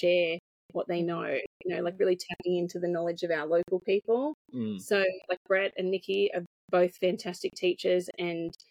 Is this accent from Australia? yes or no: yes; Hunter Valley, New South Wales, Australia; I'm from the Hunter Valley